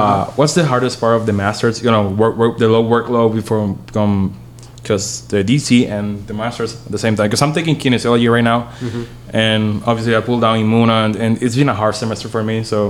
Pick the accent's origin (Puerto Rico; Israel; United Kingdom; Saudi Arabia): Puerto Rico; I'm from Puerto Rico.